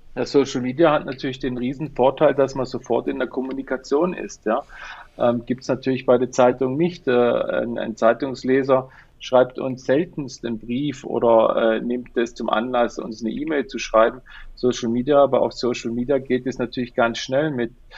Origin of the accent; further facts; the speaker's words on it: Black Forest, Baden-Württemberg, Germany; wir kommen aus dem Schwarzwald, ich bin in Schwarzwald geboren, die ganze Familie kommt hierher